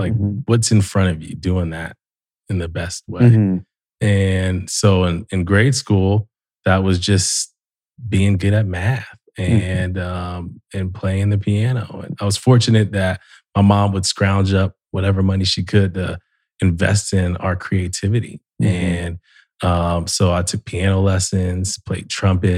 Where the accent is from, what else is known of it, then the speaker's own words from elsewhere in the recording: Columbus, Ohio, United States; also born or lived in Dayton, Ohio; I grew up in Columbus